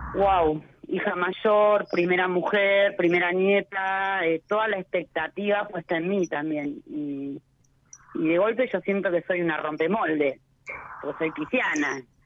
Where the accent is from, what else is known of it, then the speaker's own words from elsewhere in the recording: La Plata, Buenos Aires Province, Argentina; Yo soy este, platense, oriunda de La Plata